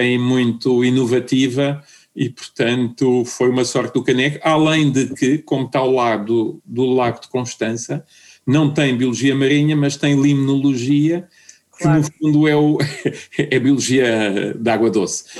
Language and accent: Portuguese; Portugal; moved away as an adult; also born or lived in Germany / Madeira; eu era de Portugal